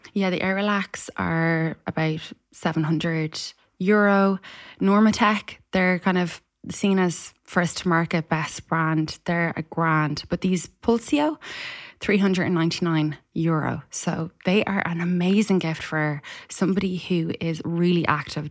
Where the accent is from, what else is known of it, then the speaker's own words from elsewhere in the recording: Ireland; an Irish person